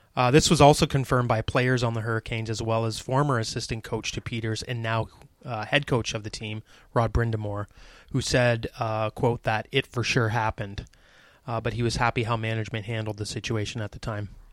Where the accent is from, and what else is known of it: Canada